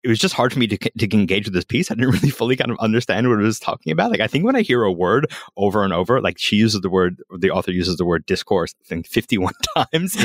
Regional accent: United States; now in Australia; as an American, it's a real interesting mix

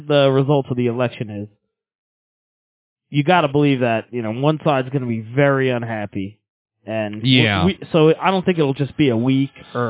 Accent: Long Island, New York, United States; moved away as an adult; also born or lived in Colorado; now in Arizona, United States; I grew up in Long Island

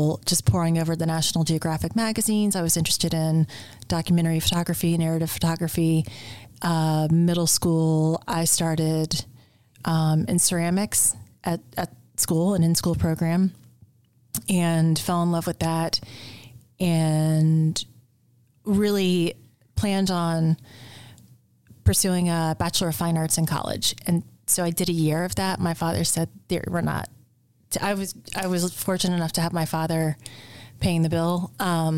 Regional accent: Atlanta, Georgia, United States; born and raised in Atlanta.

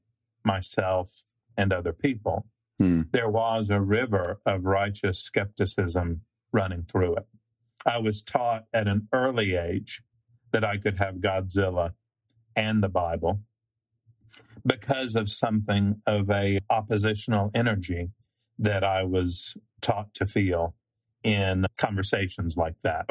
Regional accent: Nashville, Tennessee, United States; growing up in Nashville, I went to a segregationist academy

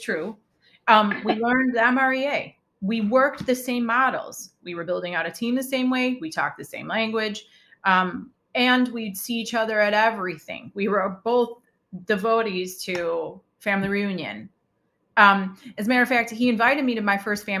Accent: Chicago, Illinois, United States; I'm from Chicago

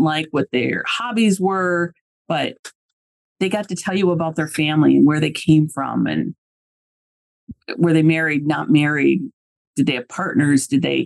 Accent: Iowa, United States; I grew up in Iowa

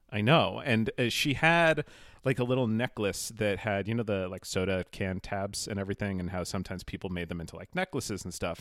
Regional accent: Holliston, Massachusetts, United States; I grew up outside of Boston, uh, in a tiny little suburb called Holliston

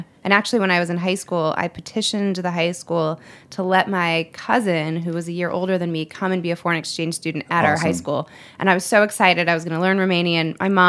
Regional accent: Cleveland, Ohio, United States; And my mom, I grew up in right outside of Cleveland, and my mom had a garden in the backyard.

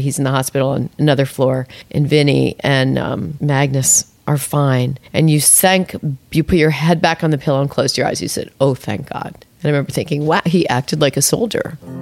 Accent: Albany, New York, United States; I had been to so few places growing up in Albany, New York.

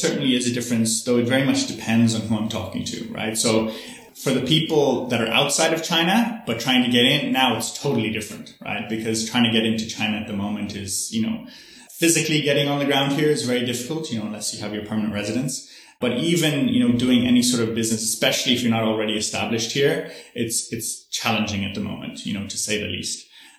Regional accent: Ireland; I'm originally Irish, so I grew up in a Catholic tradition, you know, and in Catholicism, we pray, you know, we go to church and we pray every night.

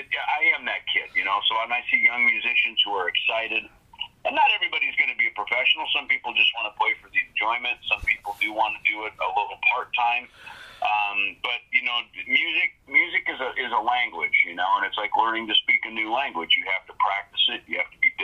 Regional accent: Minnesota, United States; I grew up in Minnesota

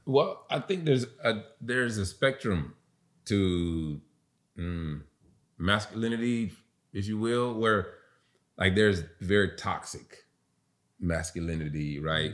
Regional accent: the South, United States; I was raised in the South

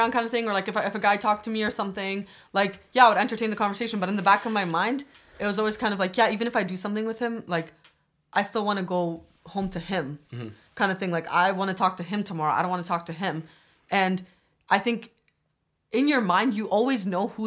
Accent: Albania; Okay, so I'm from Albania, and like

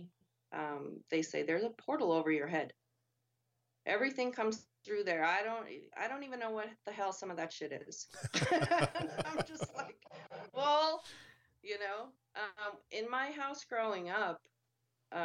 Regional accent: Montana, United States; growing up in Montana in the mountains

